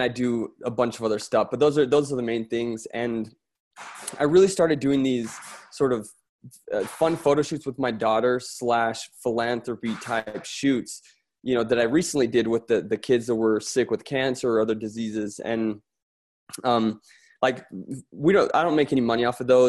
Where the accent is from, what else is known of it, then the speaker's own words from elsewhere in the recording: Florence, Tuscany, Italy; moved away; I'm from Italy, by the way. So that sort of background from Florence.